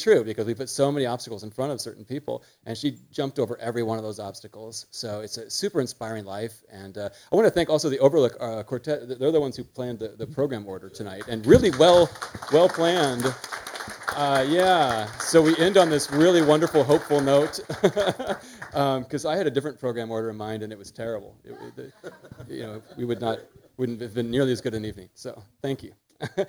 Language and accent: English; United States; I'm such an American